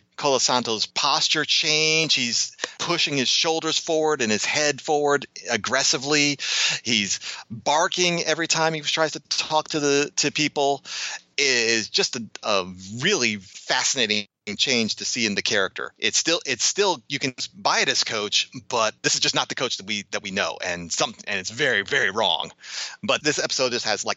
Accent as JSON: {"language": "English", "town": "Chicago", "region": "Illinois", "country": "United States", "tie": "born or raised there", "said": "growing up in the Chicago area"}